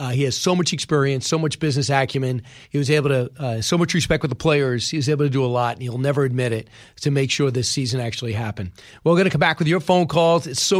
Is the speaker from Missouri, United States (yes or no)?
no; New York, United States; I've been there a number of times growing up in New York.